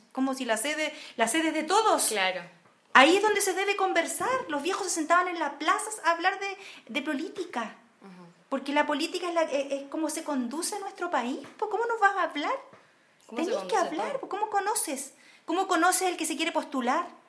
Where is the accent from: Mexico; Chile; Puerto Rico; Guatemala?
Chile; Yo creo que somos egoístas los chilenos.